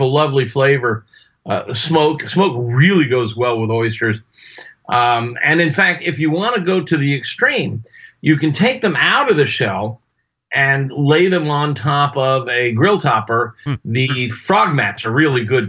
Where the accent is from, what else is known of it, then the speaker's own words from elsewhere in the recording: Florida, United States; I was raised in Florida on both coasts, on the Atlantic coast and the Gulf coast